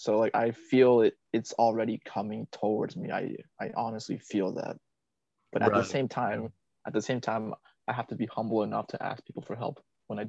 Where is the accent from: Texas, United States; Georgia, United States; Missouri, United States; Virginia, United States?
Virginia, United States; also born or lived in Vietnam; Here in my hometown in Virginia